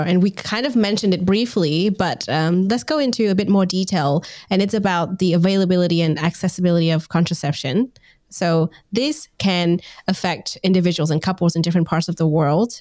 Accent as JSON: {"language": "English", "country": "Vietnam", "moved": "yes", "said": "I'm originally from Vietnam"}